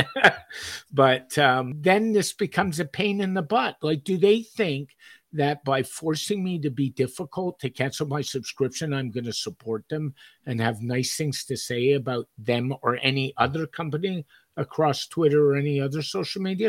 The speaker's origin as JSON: {"language": "English", "town": "Montreal", "region": "Quebec", "country": "Canada", "tie": "born or raised there", "said": "when I grew up in Montreal"}